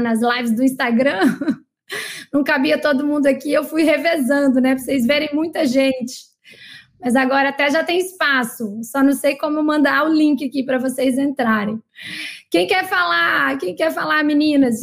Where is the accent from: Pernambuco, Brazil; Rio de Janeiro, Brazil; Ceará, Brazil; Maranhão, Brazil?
Maranhão, Brazil; São Luís; moved away; minha terra natal, maranhense também, São Luís